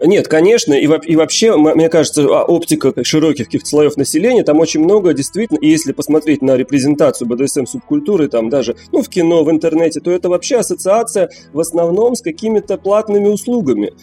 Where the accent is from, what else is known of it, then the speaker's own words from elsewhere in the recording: Moscow, Russia; moved away as an adult; now in Haifa, Israel; Живу в Хайфе. Это такой город на севере Израиля. Последние три года уже здесь живу, а родился в Москве